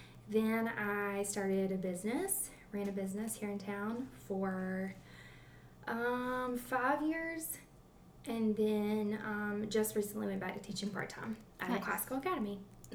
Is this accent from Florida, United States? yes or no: no; Kershaw, South Carolina, United States; moved away as an adult; also born or lived in Clemson, South Carolina / Liberty, South Carolina / Seneca, South Carolina; I am originally from Kershaw, South Carolina, really small town in South Carolina.